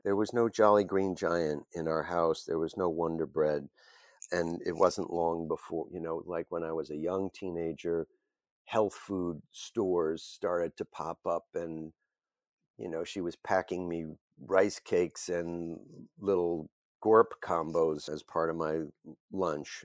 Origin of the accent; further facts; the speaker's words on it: Bergen County, New Jersey, United States; I grew up in Bergen County, New Jersey, a suburban town just over the George Washington Bridge from the city